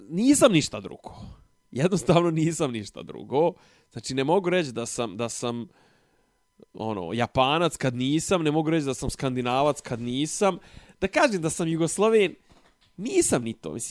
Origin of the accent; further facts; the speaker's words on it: Serbia; nisam ovaj Srbin, ovaj sadašnji, ovaj, ja nisam Vučićev Srbin, ja nisam Dodikov Srbin, to sve ne, ja sam Srbin